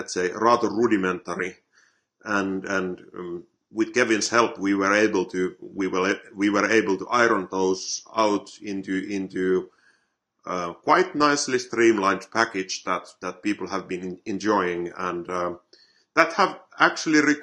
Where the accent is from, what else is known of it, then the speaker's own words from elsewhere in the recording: Finland; I'm from Finland